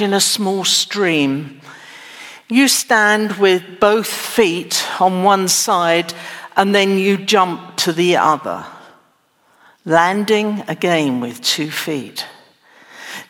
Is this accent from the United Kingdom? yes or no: yes; England, United Kingdom; also born or lived in United States; now in Texas, United States; I'm not a native Texan, but I was born in England